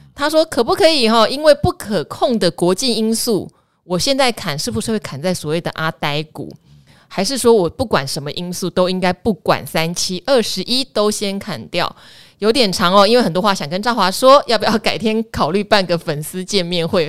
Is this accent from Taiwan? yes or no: yes; Pingtung County, Taiwan; 我从小在屏东长大，念到屏东女中毕业